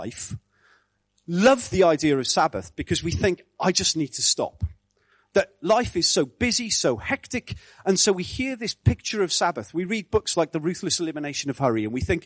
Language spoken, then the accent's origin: English; Wales, United Kingdom; I grew up in Wales in the 70s